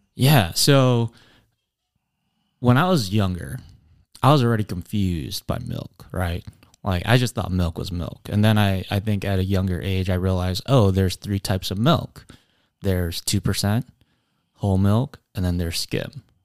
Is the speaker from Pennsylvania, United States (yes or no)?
no; Appleton, Wisconsin, United States; I was born in Appleton, raised in Appleton. Um, and so Appleton is home.